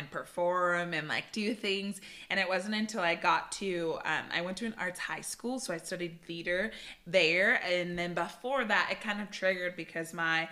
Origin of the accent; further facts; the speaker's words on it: Bay Area, California, United States; moved away as an adult; now in Southern California, United States; I'm from the Bay Area. So I was born and raised there and moved to Southern California for school and just kind of stayed and loved it